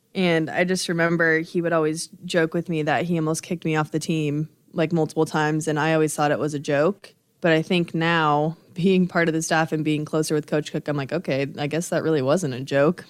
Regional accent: Nebraska, United States; growing up in Nebraska, obviously you're surrounded by Nebraska volleyball

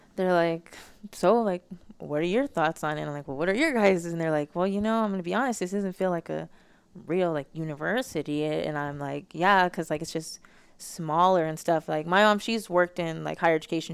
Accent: Las Vegas, Nevada, United States; moved away as an adult; now in Arizona, United States; I have such a high expectation of being from Vegas

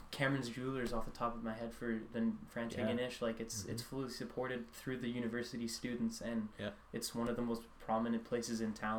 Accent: Canmore, Alberta, Canada; moved away as an adult; also born or lived in St.FX, Nova Scotia; now in Antigonish, Canada; 20. Born and raised in Banff, Alberta, because for anybody who's from Alberta, I guess they know where Canmore is, but I'm gonna say Banff for anybody who's not from Alberta.

